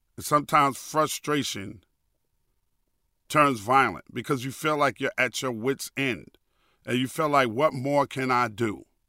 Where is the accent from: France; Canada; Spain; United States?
United States; New York City, New York; moved away as an adult; also born or lived in Hackensack, New Jersey; I grew up in New York City